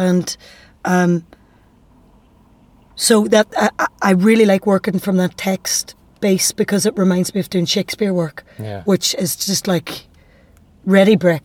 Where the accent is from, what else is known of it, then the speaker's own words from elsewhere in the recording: Derry, Northern Ireland, United Kingdom; accent: Derry; my dairy accent